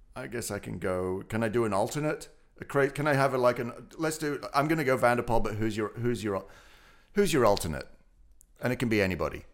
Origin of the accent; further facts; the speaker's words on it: Otley, Yorkshire and the Humber, United Kingdom; moved away; My hometown, Oakley